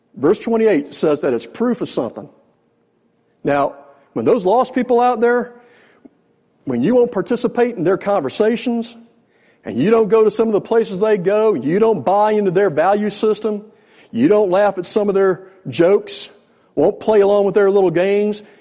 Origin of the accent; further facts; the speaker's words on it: Newport News, Virginia, United States; also born or lived in Richmond, Virginia; I'm a Virginia native. I was born in Richmond. I grew up over Newport News